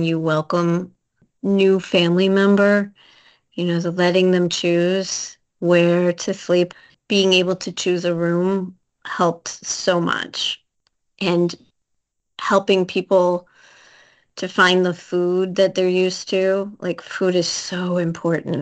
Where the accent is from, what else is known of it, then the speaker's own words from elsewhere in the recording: Midwest, United States; I grew up eating in the Midwest